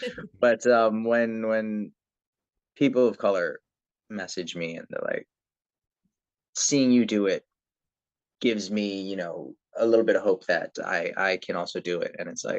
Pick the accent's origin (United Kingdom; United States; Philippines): Philippines; when it comes to, again, being Filipino and being person that people are looking to when it comes to the arts as a source of inspiration